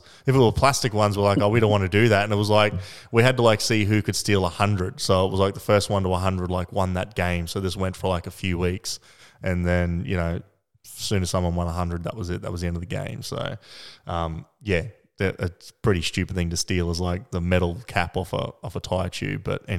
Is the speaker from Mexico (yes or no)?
no; Australia; It's part of being Australian, mate.